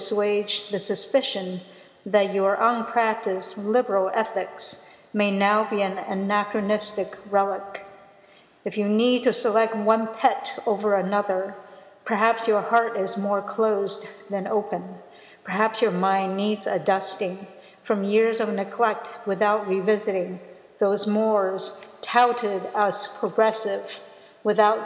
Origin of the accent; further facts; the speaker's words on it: United States; I'm American